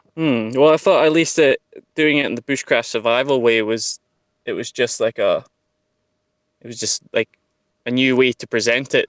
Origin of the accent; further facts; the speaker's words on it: Central Belt, Scotland, United Kingdom; I grew up in the Central Belt